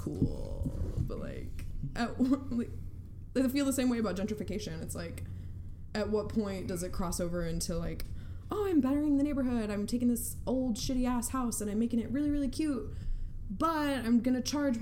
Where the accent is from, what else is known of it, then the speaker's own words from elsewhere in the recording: Oklahoma, United States; I grew up in Oklahoma